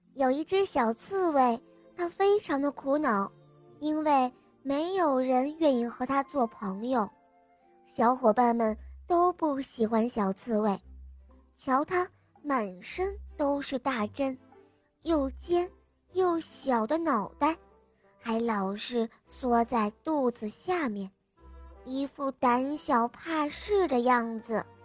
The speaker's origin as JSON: {"language": "Chinese", "town": "Ningbo", "region": "Zhejiang", "country": "China", "said": "我今年六岁了，我来自宁波"}